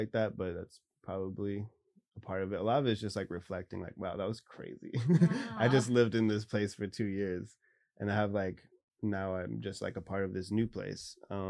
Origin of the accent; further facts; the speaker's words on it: Bavaria, Germany; born there; also born or lived in Tacoma, United States; So I was born in Germany till three, and then however many years until nine.